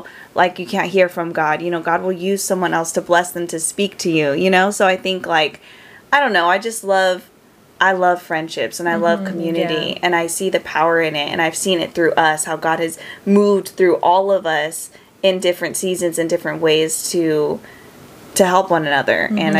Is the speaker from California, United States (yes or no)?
yes; Merced, California, United States; I went to Merced, my hometown, for a little bit, and then I came back.